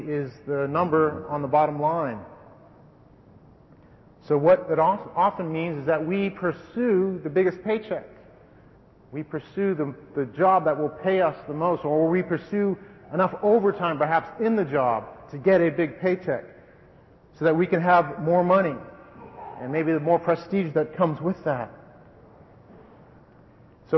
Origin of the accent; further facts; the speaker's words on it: Wellesley, Massachusetts, United States; I came from a fairly affluent family in a fairly affluent town, Andover version down west of Boston, Wellesley. Don't snicker and sneer, please, but that's my hometown.